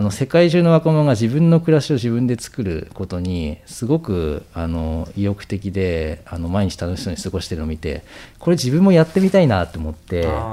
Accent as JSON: {"language": "Japanese", "region": "Yamagata", "country": "Japan", "tie": "born or raised there", "moved": "yes", "said": "地元山形で社団法人の理事とかもやってたり"}